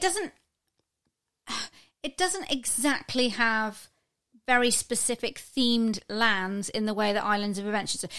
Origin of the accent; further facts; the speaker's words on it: United Kingdom; we're British